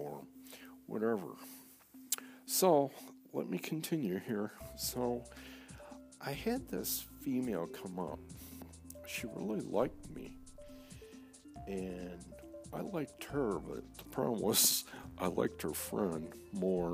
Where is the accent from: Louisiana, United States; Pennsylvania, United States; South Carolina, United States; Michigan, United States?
Michigan, United States; Saginaw Township; also born or lived in East Lansing, Michigan; We moved from Saginaw Township to East Lansing, Michigan. My sophomore year